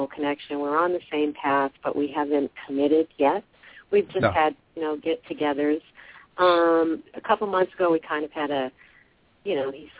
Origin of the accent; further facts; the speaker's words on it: Massachusetts, United States; moved away as an adult; now in Arizona, United States; I'm from Massachusetts